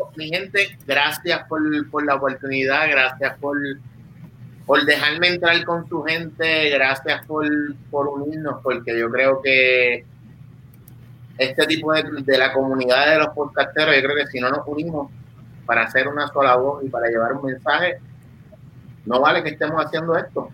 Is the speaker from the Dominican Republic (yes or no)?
no; Vega Baja, Puerto Rico; yo soy de la Baja, de la costa norte